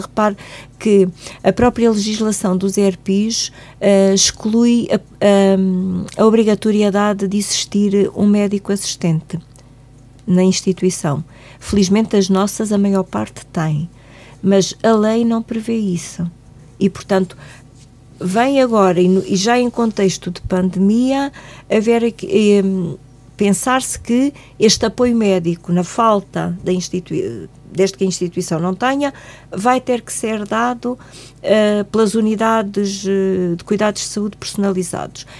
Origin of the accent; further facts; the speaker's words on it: Algarve, Portugal; moved away as an adult; now in Guarda, Portugal; eu sou do Algarve